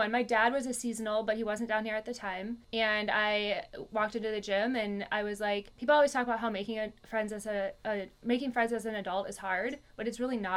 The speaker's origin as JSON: {"language": "English", "region": "Virginia", "country": "United States", "tie": "born or raised there", "also_born_or_lived": "Nebraska / Minnesota / New York", "moved": "yes", "said": "I was born in Nebraska. When I was two, I grew up, moved to Virginia, lived in Virginia, and then I moved to Minnesota, and then New York, then Minnesota"}